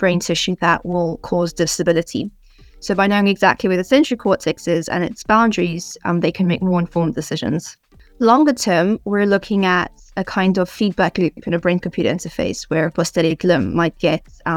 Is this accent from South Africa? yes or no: yes; South Africa; moved away as an adult; also born or lived in United Kingdom; now in Oxford, United Kingdom; I'm originally from South Africa, where I spent most of my life. I've only recently moved to the UK.